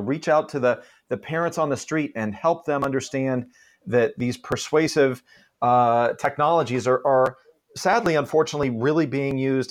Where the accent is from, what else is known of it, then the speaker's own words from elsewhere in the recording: Palo Alto, California, United States; also born or lived in Walnut Creek, California; I grew up in Palo Alto